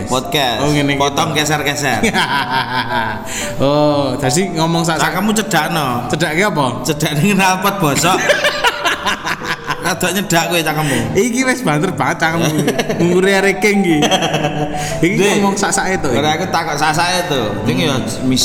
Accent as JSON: {"language": "Indonesian", "town": "Boyolali", "region": "Central Java", "country": "Indonesia", "said": "gue sebagai warga Boyolali ki"}